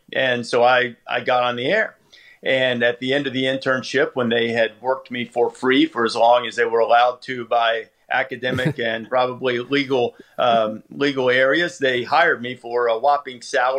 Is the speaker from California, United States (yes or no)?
no; Muscle Shoals, Alabama, United States; since I was a little boy growing up in Alabama